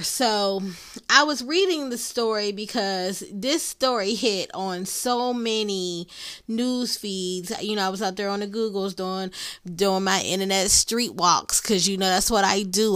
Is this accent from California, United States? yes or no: no; Pittsburgh, Pennsylvania, United States; accent: Pittsburgh; my Pittsburgh accent.